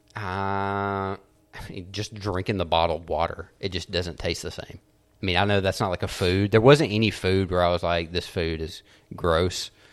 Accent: United States; I'm American

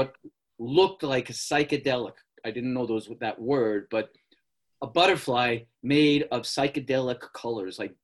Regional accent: New York City, New York, United States; I was born in the Bronx in 1951.

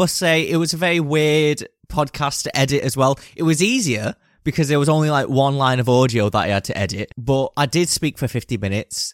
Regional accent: United Kingdom; We're British

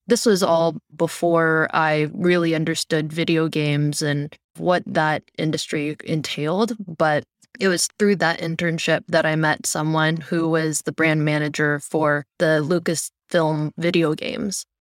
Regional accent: Cupertino, California, United States; I grew up in the Bay Area, born and raised close to Cupertino

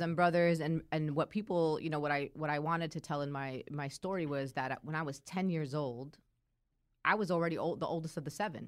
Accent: Brooklyn, New York, United States; accent: Brooklyn; I'm actually from Brooklyn

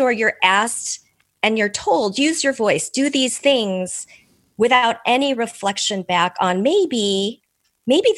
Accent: United States; first language Korean; English is a second language; also born or lived in South Korea; I'm Korean American. I am an immigrant. I came when I was 8 months old with my parents, and my first language was not English. It was Korean

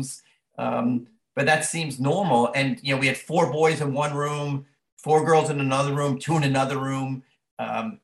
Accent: Long Island, New York, United States; moved away as an adult; growing up on Long Island in the 60s, 70s in a family of 10 kids

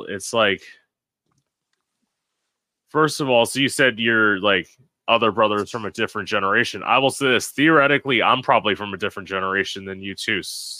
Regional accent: United States; I'm American.

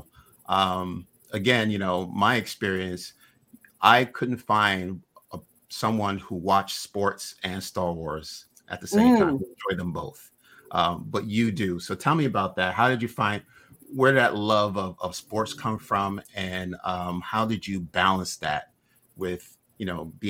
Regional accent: New York City, New York, United States; I grew up in Brooklyn

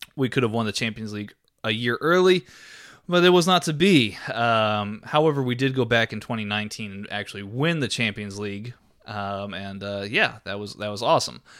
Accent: Texas, United States; we're from Texas

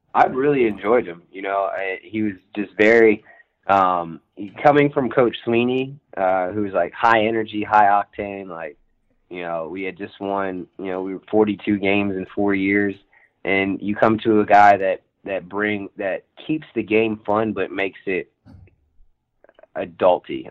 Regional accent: Virginia, United States; now in Los Angeles, United States; I'm from Virginia originally

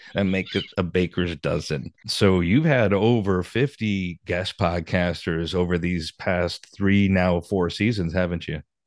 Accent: Michigan, United States; moved away as an adult; now in Hollywood, United States; I grew up in Michigan

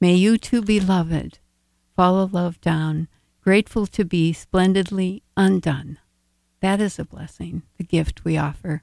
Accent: Illinois, United States; moved away as an adult; also born or lived in Nigeria; now in Minnesota, United States; I was born in Illinois

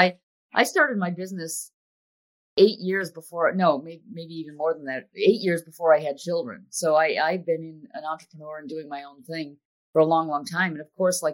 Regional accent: Villa Park, Illinois, United States; moved away; I grew up outside of Chicago in a little suburb called Villa Park

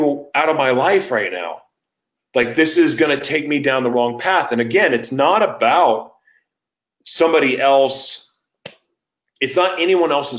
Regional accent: Oklahoma City, Oklahoma, United States; moved away; also born or lived in San Diego; I'm from Oklahoma. Like, I'm from Oklahoma City

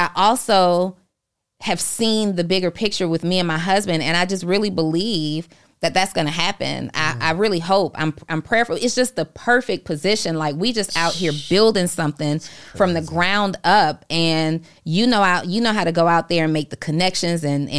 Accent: College Park, Georgia, United States; also born or lived in New Orleans; I was born in New Orleans. I was raised in College Park, Georgia, and booty dancing is all I know.

